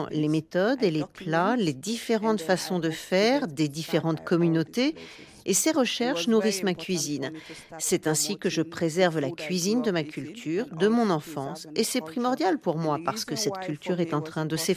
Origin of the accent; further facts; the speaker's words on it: Sierra Leone; also born or lived in Guinea; Même si j'ai grandi et que j'ai été élevée en Sierra Leone, à chaque vacances, elles m'envoyaient en Guinée, dans un village sans électricité